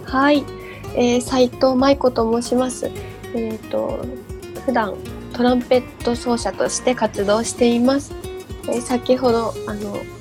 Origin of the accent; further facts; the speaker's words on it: Ibaraki, Japan; 茨城県出身です